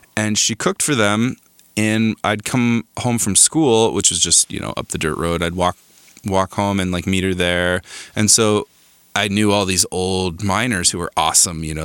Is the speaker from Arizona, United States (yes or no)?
yes; Crown King, Arizona, United States; moved away as an adult; also born or lived in Tucson, Arizona; now in Los Angeles, United States; I grew up in Arizona in a small gold mining town called Crown King.